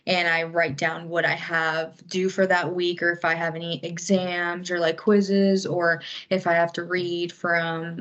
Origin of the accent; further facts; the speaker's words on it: Hilton Head, South Carolina, United States; moved away as an adult; now in Augusta, United States; I'm from Hilton Head, South Carolina